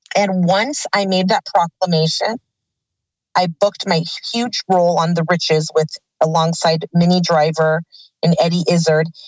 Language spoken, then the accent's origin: English; Burbank, California, United States; I was born in Burbank, California at St. Joseph's Hospital